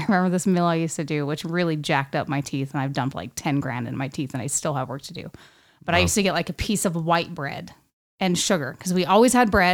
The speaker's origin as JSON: {"language": "English", "town": "West Valley City", "region": "Utah", "country": "United States", "tie": "born or raised there", "also_born_or_lived": "Salt Lake City / Magna", "said": "I was born in Salt Lake City, Utah. Grew up in West Valley City."}